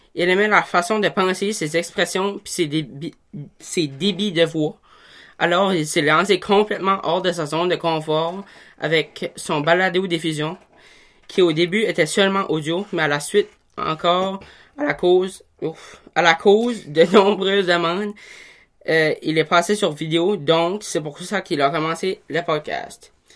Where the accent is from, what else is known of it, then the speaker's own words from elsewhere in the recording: Tremblay, New Brunswick, Canada; also born or lived in Miramichi, New Brunswick; Puis là, ben, j'ai move out à, à, Tremblay. J'ai 13 ans, puis je vais au domaine étudiant à Petit Rocher